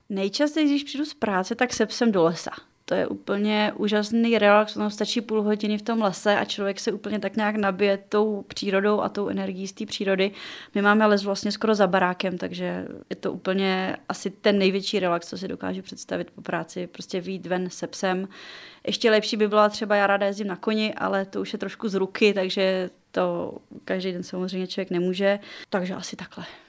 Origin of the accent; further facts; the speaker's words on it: South Bohemian Region, Czechia; Já jsem se narodila v Jižních Čechách